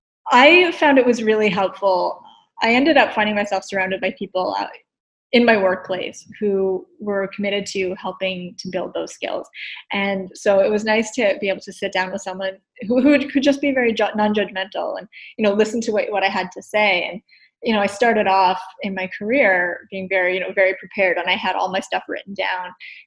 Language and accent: English; East Coast, United States; I'm from the East Coast. My natural state is to speak a mile a minute.